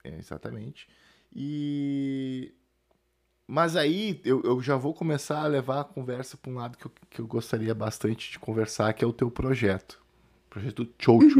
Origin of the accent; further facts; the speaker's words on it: Rio Grande do Sul, Brazil; now in São Paulo, Brazil; estou gravando do Rio Grande do Sul, na minha terra natal